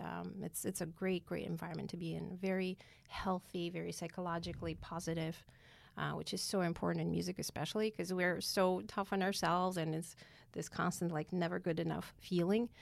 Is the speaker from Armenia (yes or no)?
yes; Yerevan, Armenia; moved away as an adult; now in United States; I was born in Yerevan, Armenia